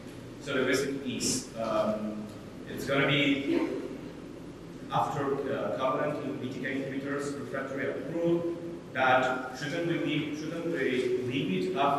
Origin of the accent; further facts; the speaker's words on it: Argentina; I'm from Argentina.